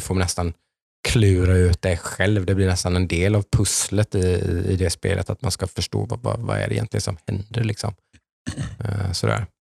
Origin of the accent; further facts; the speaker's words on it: Jönköping area, Jönköping County, Sweden; kommer vi från Jönköpingstrakten alla tre här